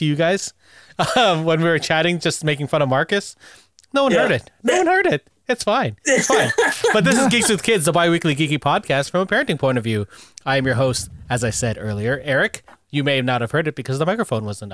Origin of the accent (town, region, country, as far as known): Canada